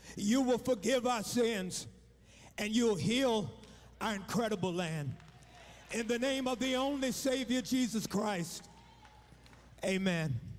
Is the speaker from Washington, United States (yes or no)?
no; Fort Worth, Texas, United States; I'm born and raised in Fort Worth, Texas.